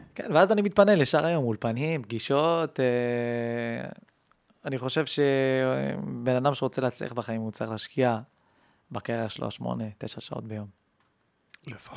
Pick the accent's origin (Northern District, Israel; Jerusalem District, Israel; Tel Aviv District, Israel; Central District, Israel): Central District, Israel; Kiryat Ekron; קריית עקרון